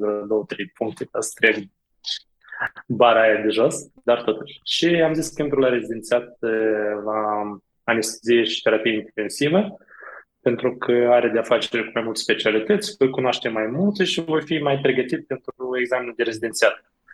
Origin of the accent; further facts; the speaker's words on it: Moldova; accent: from beyond the Prut (Moldovan); moved away as an adult; also born or lived in Iași, Romania; now in Romania; accentul meu este un pic mai de peste prut